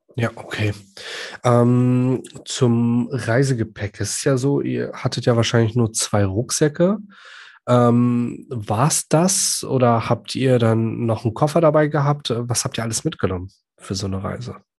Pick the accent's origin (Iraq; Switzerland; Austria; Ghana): Iraq; now in Germany; Ich komme ja gebürtig aus dem Irak.